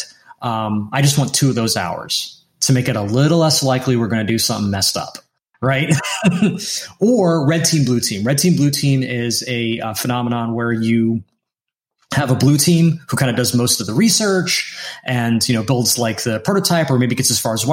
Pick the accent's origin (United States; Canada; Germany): United States; the North; first language English; I grew up in America. I am a full citizen.